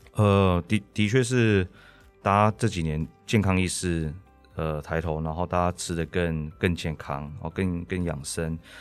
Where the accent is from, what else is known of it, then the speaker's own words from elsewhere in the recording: Taiwan; 我们台湾人